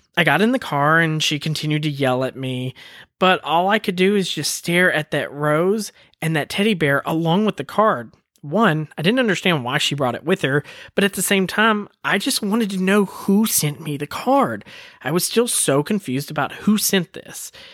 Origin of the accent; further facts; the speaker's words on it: Woodbury, Tennessee, United States; moved away; also born or lived in Colorado; I was born on a military base in Colorado, and then my dad moved us back home to Woodbury, Tennessee